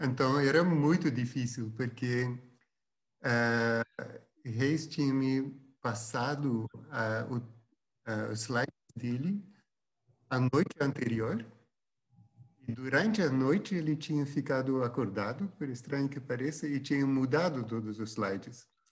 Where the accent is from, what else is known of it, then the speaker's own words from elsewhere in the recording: Flanders, Belgium; first language Dutch; Portuguese is a second language; now in Brazil; eu sou do, do norte da Bélgica e a, é a língua é holandesa